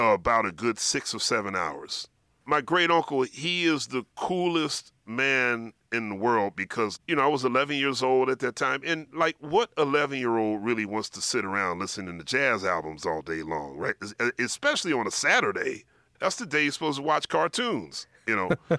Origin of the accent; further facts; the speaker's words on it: Philadelphia, Pennsylvania, United States; I grew up in Philadelphia